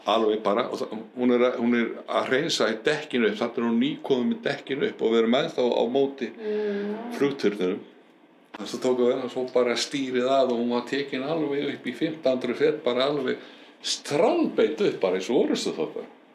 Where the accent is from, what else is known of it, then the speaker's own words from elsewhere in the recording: Reykjavík, Capital Region, Iceland; Ég er alveg upp í Reykjavík fættur upp alveg Reykjavík og var þar til týtugs